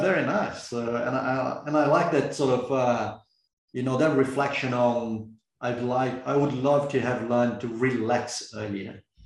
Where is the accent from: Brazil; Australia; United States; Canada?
Brazil; moved away; I'm originally from Brazil